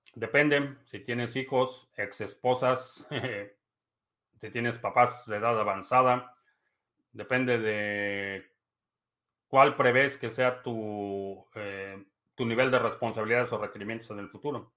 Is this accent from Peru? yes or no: yes; Peru; En mi país, Perú